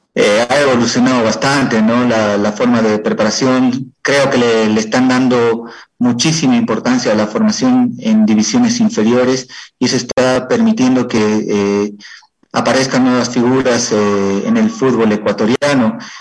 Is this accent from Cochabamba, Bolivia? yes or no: yes; Cochabamba, Bolivia; moved away as an adult; also born or lived in Ecuador; vine a radicar en mi ciudad natal, de donde soy originario